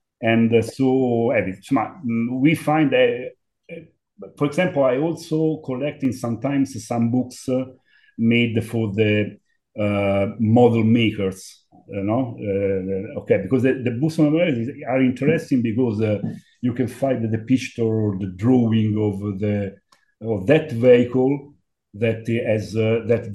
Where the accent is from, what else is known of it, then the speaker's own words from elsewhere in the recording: Rome, Lazio, Italy; English is a second language; I was born in Rome